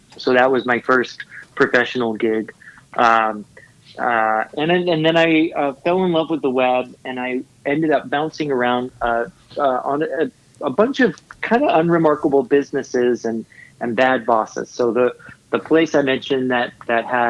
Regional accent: San Diego, California, United States; now in Los Angeles, United States; I was born in LA, and I grew up in San Diego

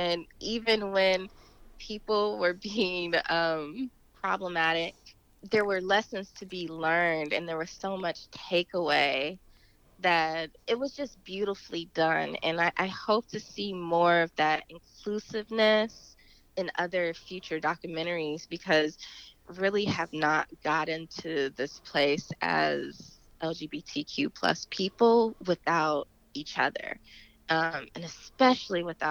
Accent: Dayton, Ohio, United States; moved away; I am originally from Dayton, Ohio

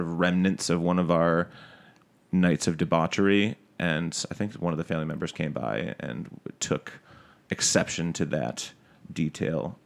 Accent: Detroit, Michigan, United States; moved away as an adult; also born or lived in Syracuse, New York / New Jersey; now in New York, United States; I'm from, uh, Detroit, Michigan is where I was born

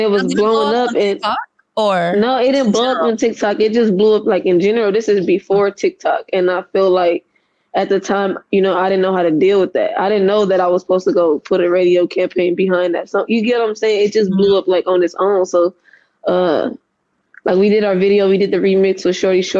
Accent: Compton, California, United States; I'm from Compton.

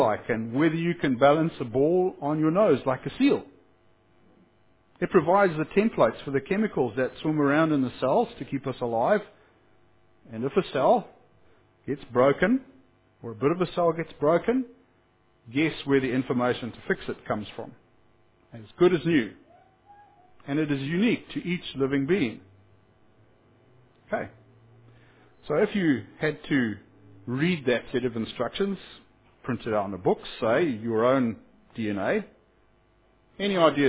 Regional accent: Whanganui, Manawatū-Whanganui, New Zealand; What's a bus lane anyway, officer? I'm from Wanganui, and there was a space with no cars in it, so I drove there.

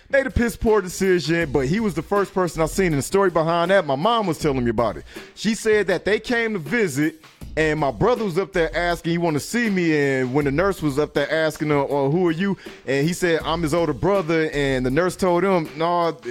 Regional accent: Detroit, Michigan, United States; When I came to and I'm from Detroit to Saginaw.

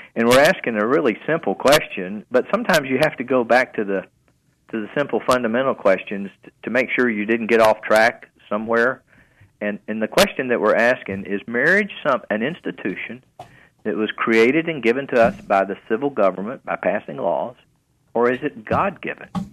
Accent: Fort Oglethorpe, Georgia, United States; also born or lived in Chattanooga, Tennessee; Fort Oglethorpe, Georgia, it's not very well known, but it's right next to uh, uh Rossville

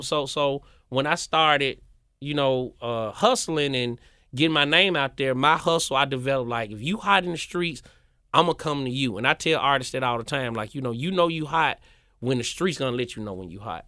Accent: Memphis, Tennessee, United States; moved back to Memphis

